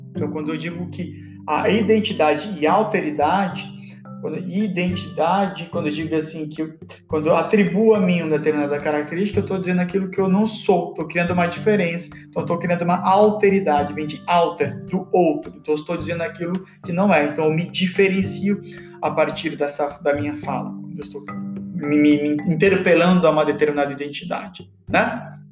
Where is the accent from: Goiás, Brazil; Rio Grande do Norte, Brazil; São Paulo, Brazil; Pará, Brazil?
Pará, Brazil; Se eu sou paraense, portanto, não sou paulista.